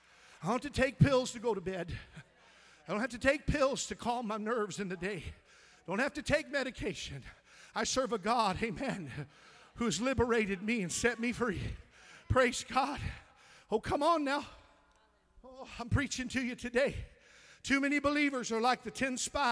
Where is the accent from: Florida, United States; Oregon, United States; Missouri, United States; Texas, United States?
Missouri, United States; I'm from Missouri